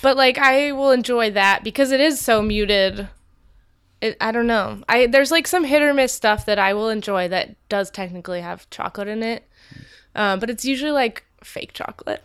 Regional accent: Napa, California, United States; born or raised there

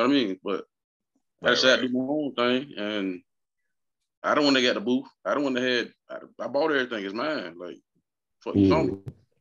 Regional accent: United States; I'm from Carolina, Lisbon City

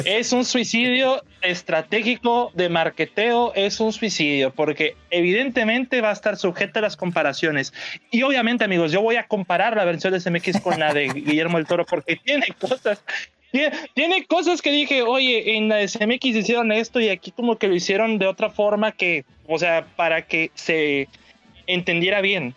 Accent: Nuevo León, Mexico

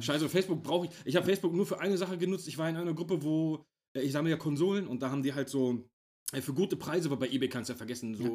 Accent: Germany; hier bei uns in Deutschland

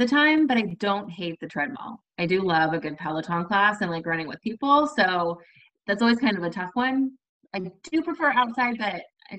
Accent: North Texas, United States; moved away as an adult; now in Jacksonville, United States; I currently live in Jacksonville, Florida, right outside of Jacksonville. But I'm originally from the North Texas area. We moved here, 3 years ago now

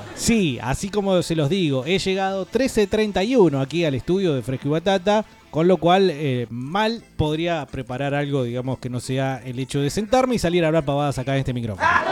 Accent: Argentina; como nosotros diríamos en la Argentina

